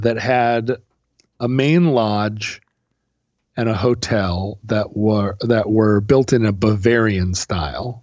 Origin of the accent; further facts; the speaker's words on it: Alaska, United States; growing up in Alaska